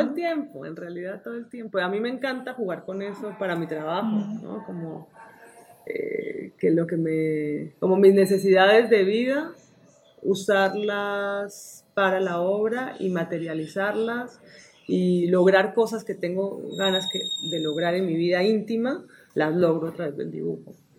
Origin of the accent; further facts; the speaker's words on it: Colombia; moved away; cuando me fui de Colombia